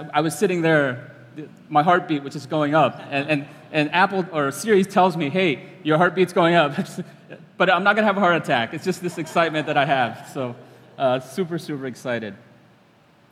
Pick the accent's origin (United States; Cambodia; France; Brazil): Cambodia; I'm from Cambodia.